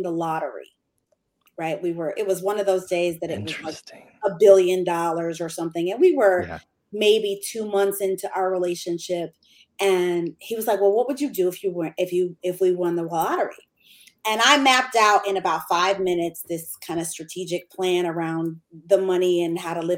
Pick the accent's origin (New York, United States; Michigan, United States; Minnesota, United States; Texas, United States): Michigan, United States; moved away as an adult; now in Atlanta, United States; From Michigan. We were living in Michigan.